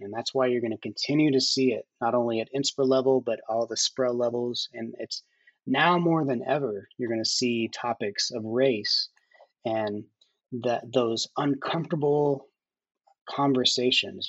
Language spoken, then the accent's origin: English; Oklahoma, United States; a closeted young gay kid growing up in Oklahoma in the 90s.